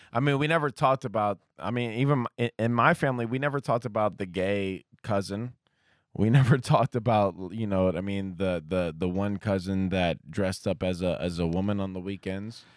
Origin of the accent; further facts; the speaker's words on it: Columbus, Ohio, United States; also born or lived in Kentucky; I grew up, uh, uh, a, on, basically it was on Ohio State campus